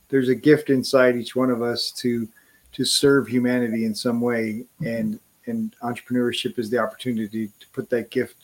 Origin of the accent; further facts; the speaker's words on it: Wisconsin, United States; I was born in Wisconsin